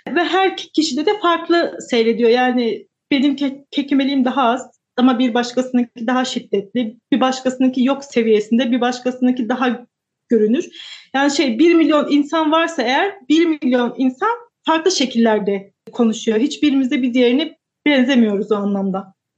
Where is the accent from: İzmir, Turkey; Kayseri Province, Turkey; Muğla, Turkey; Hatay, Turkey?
Kayseri Province, Turkey; ben Kayseriliyim. Kayseri'de yaşıyorum.